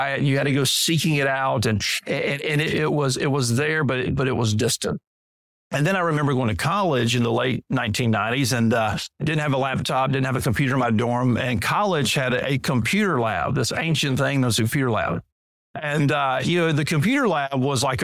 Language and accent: English; Deep South, United States; as a boy growing up in the Deep South, the Bible Belt culture